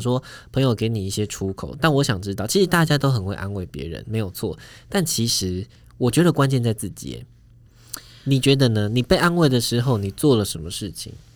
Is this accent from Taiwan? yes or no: yes; Pingtung County, Taiwan; moved away as an adult; also born or lived in Taipei; 他跟我是同一县市的， 就是我们都是屏东人